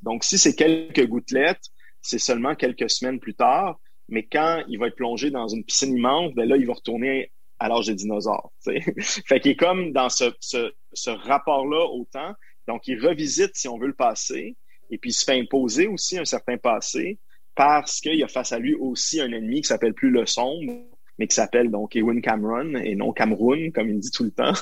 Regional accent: Montreal, Quebec, Canada; je sois à Montréal, ma ville natale

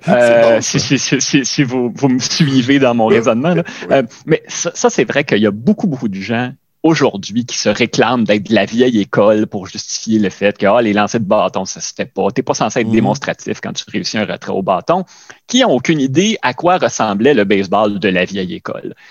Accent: Quebec, Canada; nous, peut-être encore plus en tant que Québécois

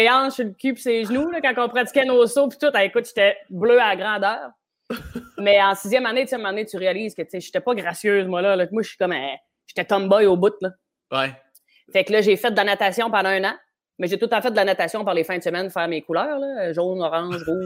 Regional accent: Gaspé, Quebec, Canada; Puis moi, c'est vraiment quand je suis parti de Gaspé avec mes pénates, c'était ça que je voulais faire, un show solo.

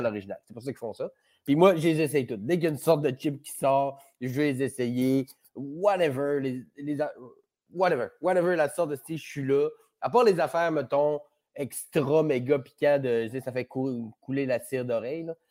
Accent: Chicoutimi, Quebec, Canada; moved away; je viens du Saguenay, fait que j'étais à même euh, à Chicoutimi pendant le déluge

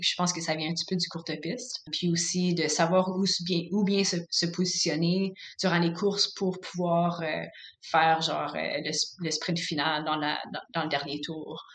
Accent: Canada; en tant que Canadienne

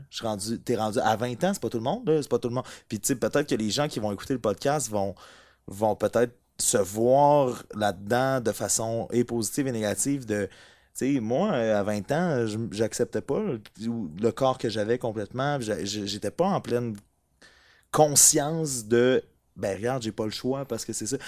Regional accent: Amos, Quebec, Canada; les deux, on vient d'Amos

